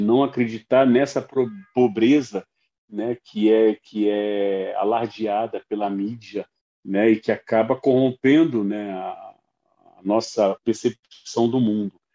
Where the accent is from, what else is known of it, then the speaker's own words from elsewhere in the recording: São Gonçalo, Rio de Janeiro, Brazil; moved away; com minha infância em São Gonçalo